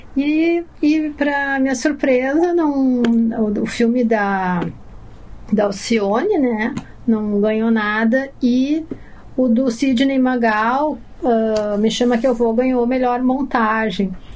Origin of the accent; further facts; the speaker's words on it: Porto Alegre, Rio Grande do Sul, Brazil; Eu nasci e cresci em Porto Alegre